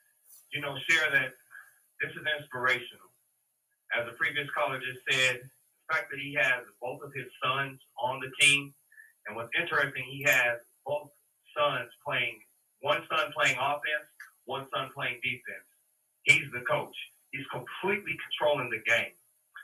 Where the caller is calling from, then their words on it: Parker, Colorado, United States; calling you out of Parker, Colorado.